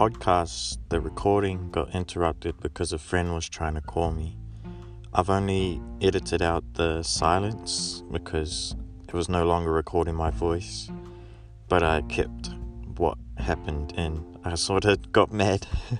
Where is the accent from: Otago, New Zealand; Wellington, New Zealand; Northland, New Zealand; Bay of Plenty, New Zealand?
Northland, New Zealand; Kaitaia; I was raised in Kaitaia in New Zealand at the very top of the North Island.